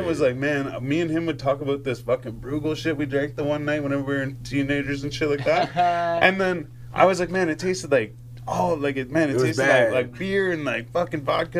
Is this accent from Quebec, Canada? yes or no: no; Renfrew, Ontario, Canada; I'm from Renfrew.